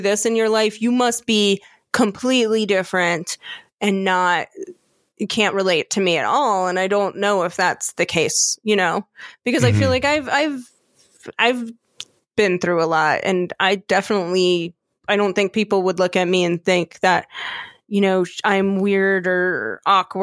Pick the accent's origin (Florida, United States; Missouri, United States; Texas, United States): Florida, United States; Orlando area; moved away; I grew up in Cimarron's Gateway